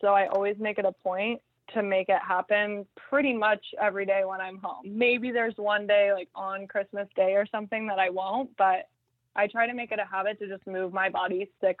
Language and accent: English; Phoenix, Arizona, United States; I'm from Phoenix.